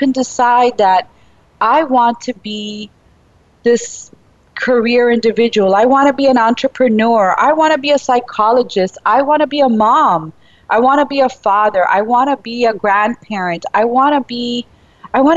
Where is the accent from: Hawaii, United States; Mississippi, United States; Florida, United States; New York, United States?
New York, United States; New York City; I was born in Brooklyn, but, you know, still my upbringing was very Cuban and Spanish-speaking all the way